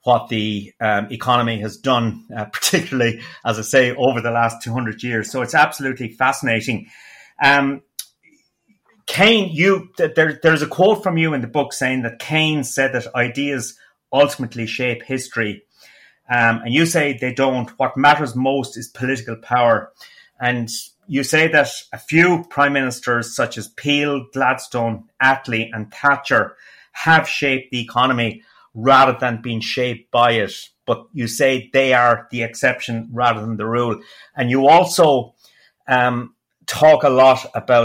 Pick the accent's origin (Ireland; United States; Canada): Ireland; As an Irish person who has been based in Ireland most of my professional career